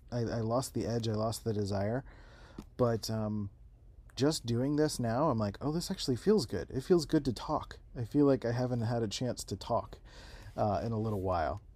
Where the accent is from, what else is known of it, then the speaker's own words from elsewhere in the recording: Philadelphia, Pennsylvania, United States; also born or lived in San Diego, California; now in Rochester, United States; I grew up in Philadelphia